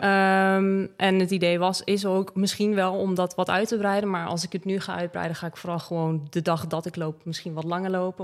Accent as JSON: {"language": "Dutch", "town": "Breda", "region": "North Brabant", "country": "Netherlands", "also_born_or_lived": "Limburg", "moved": "yes", "said": "Ik kom natuurlijk uit Breda"}